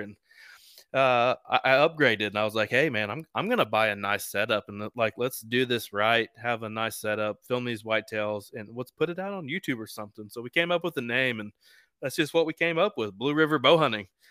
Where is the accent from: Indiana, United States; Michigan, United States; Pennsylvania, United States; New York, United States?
Indiana, United States; East Central; I'm from East Central Indiana